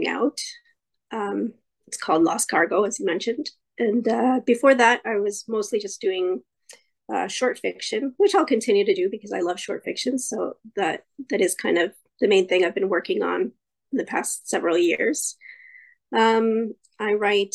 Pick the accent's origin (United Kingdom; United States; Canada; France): Canada; also born or lived in Santiago, Chile; live in Ontario, Canada, but I was born in Santiago, Chile. My family immigrated to Canada in 1976, so we've been here a while. We did go back for a little bit in the mid-80s, but mostly I've been raised in Canada